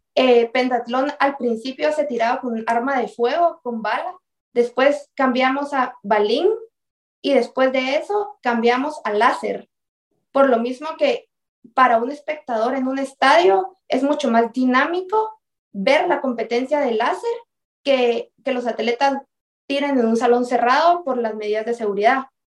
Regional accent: Guatemala; nosotros como guatemaltecos

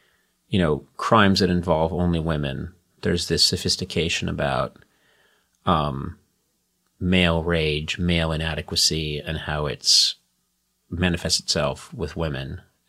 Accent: Boston, Massachusetts, United States; I was not really that aware growing up in the late 60s and 70s.

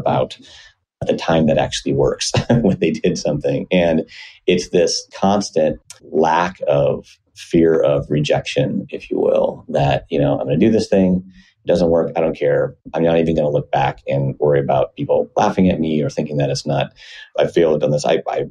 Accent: Iowa, United States; moved away as an adult; now in Seattle, United States; Was born and raised in Iowa, decent-sized town. Well, small for anywhere else, but decent-sized for Iowa on the Mississippi River in the southeast corner of the state

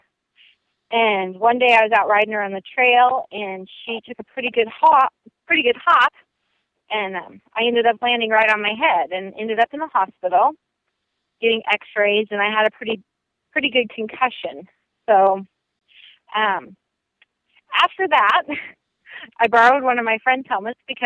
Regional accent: South Central Nebraska, United States; I grew up in South Central Nebraska

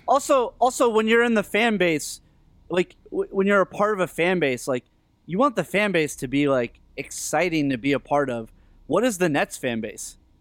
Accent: Northeast, United States; growing up in the Northeast

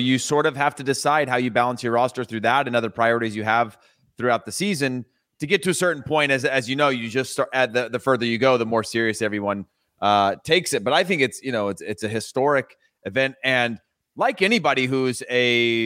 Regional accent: Central Valley, California, United States; I grew up in the Central Valley

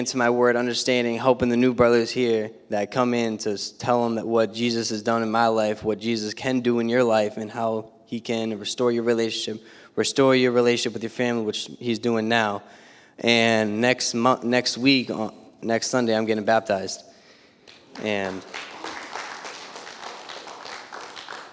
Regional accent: Bridgewater, Massachusetts, United States; I'm from Bridgewater, Mass

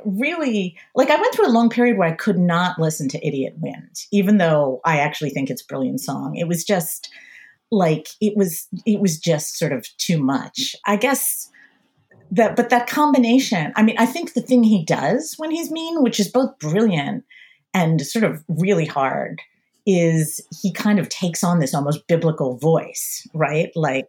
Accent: Pennsylvania, United States; So I grew up in the suburbs outside of Philadelphia, very upper middle class suburbs.

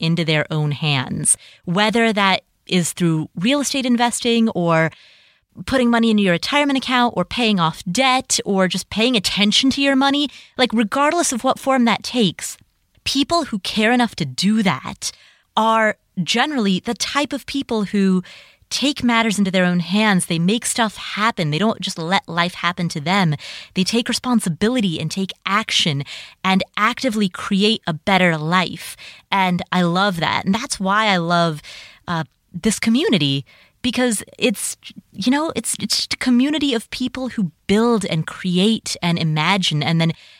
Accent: Cincinnati, Ohio, United States; the neighborhood that I grew up in Cincinnati, Ohio, there's a house, there are houses there today that are for sale for $50,000.

